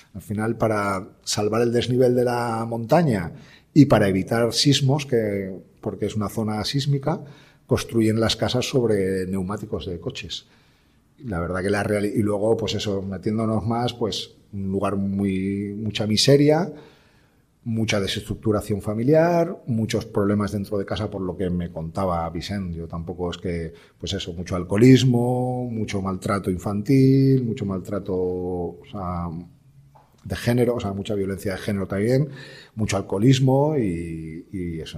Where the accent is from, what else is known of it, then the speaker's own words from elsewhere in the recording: Valencian Community, Spain; como buenos valencianos